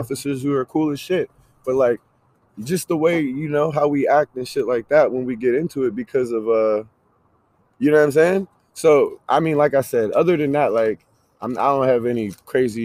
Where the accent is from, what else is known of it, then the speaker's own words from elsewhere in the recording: Pittsburgh, Pennsylvania, United States; now in Ottawa, Canada; I'm from Pittsburgh, man. I'm from the south side of Pittsburgh. I grew up, you know, in the hood